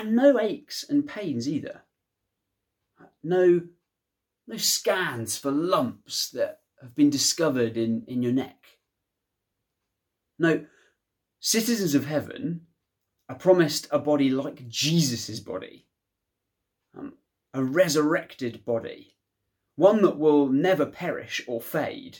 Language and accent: English; United Kingdom; Shows me that the United Kingdom is, in one sense, where I belong